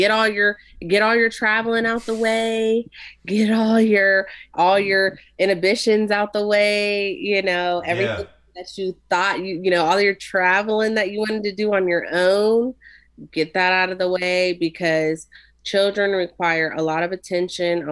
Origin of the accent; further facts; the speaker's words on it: Ohio, United States; we're from Ohio